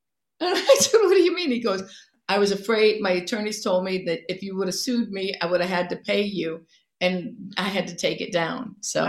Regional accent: Cleveland, Ohio, United States; She's from Philly. I'm from Cleveland.

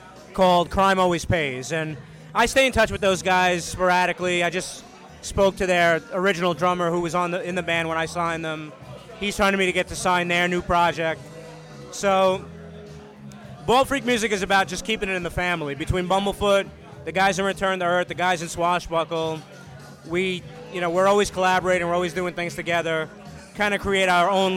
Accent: Brooklyn, New York, United States; also born or lived in Jersey City; now in Staten Island, United States; I grew up in Brooklyn, and I'm used to being surrounded by people

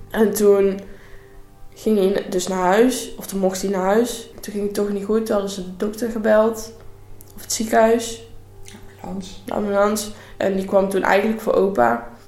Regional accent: North Brabant, Netherlands; ik ben 16 eh, jaar en ik kom uit Brabant en ik zit nu in 5 VWO op, eh, in Veghel.

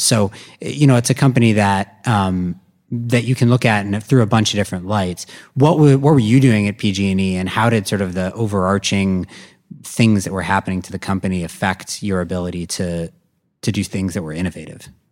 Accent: Madison, Wisconsin, United States; my hometown utility of Madison Gas and Electric from Madison, Wisconsin

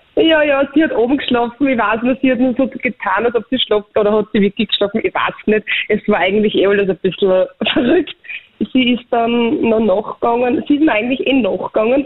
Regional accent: Austria; bei uns in Österreich

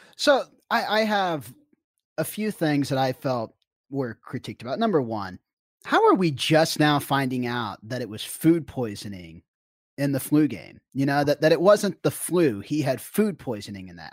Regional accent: Kansas City, Kansas, United States; I was a kid from Kansas that grew up in Kansas City

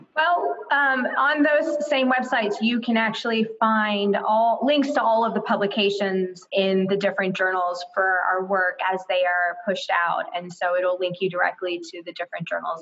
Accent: Florida, United States; I'm from Florida

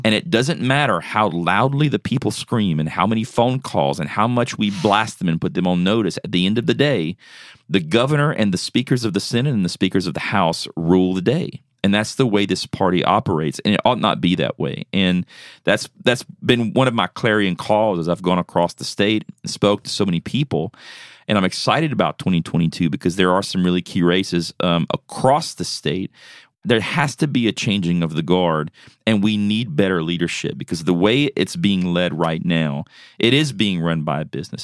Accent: South Louisiana, United States; moved away as an adult; now in Tennessee, United States; I'm originally from, uh, South Louisiana

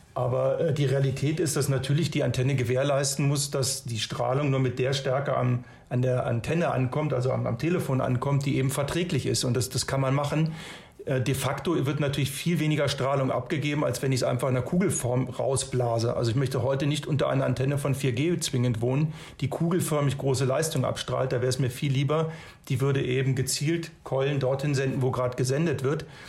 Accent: Germany; Wir tendieren als Deutsche

